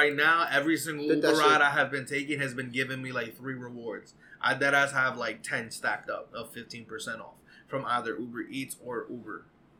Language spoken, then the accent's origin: English; New York City, New York, United States; We're from the Bronx.